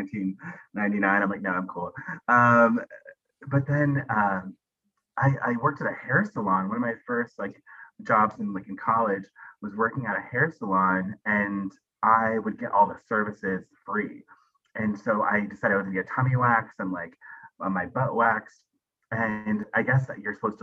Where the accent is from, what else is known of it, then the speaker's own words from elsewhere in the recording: Arkansas, United States; also born or lived in New England / Los Angeles; now in San Diego, United States; I'm from Arkansas. And then lived in New England, like near New York.